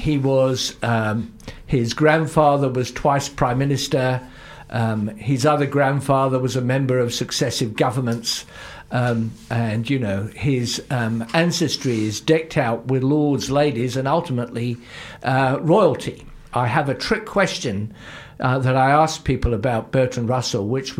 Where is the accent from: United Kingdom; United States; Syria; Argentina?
United Kingdom; Luton, East of England; moved away as an adult; now in New Zealand; I'm originally English, and I come from one of the least distinguished towns in all of England, Luton